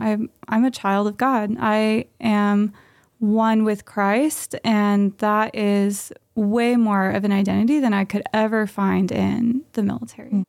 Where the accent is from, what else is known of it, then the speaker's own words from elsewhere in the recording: Southern California, United States; now in Santa Maria, United States; we're both from Southern California, and we have been in Santa Maria for about a year